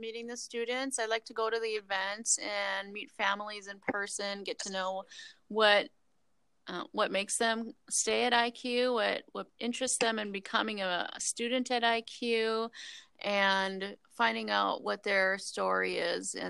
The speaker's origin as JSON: {"language": "English", "region": "Wisconsin", "country": "United States", "tie": "born or raised there", "moved": "as an adult", "lives_now": "Minnesota, United States", "said": "I grew up in Wisconsin, born and raised till I was 30"}